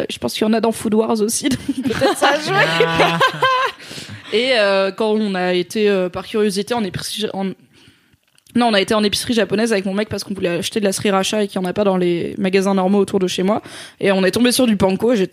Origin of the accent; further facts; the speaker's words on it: Grand Est, France; also born or lived in south of France; je suis alsacienne, mais jamais l'accent alsacien il remonte quoi.